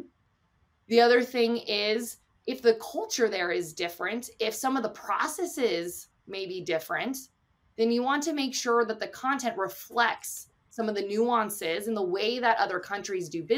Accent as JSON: {"language": "English", "country": "United States", "said": "I'm an American as well"}